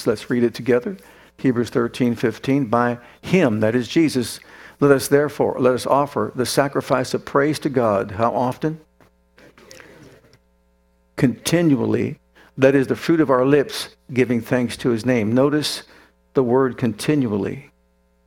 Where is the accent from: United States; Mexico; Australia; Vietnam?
United States; Youngstown, Ohio; I grew up in Youngstown, Ohio